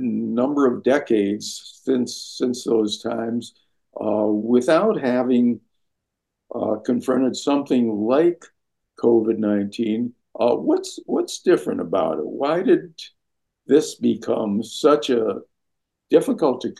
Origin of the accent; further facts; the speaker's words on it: Minneapolis, Minnesota, United States; I grew up in Minneapolis, where the Sister Kenny Institute was